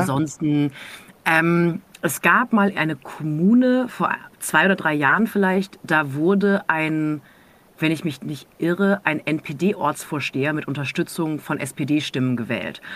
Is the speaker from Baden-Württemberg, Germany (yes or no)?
yes; near Freiburg, Baden-Württemberg, Germany; born or raised there